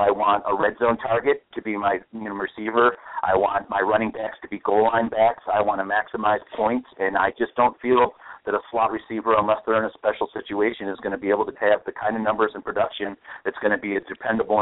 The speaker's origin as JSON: {"language": "English", "town": "Buffalo", "region": "New York", "country": "United States", "said": "I'm from Buffalo"}